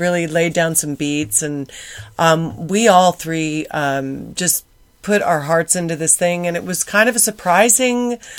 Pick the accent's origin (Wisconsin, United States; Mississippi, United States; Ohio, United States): Ohio, United States; Cincinnati; Cincinnati, Ohio.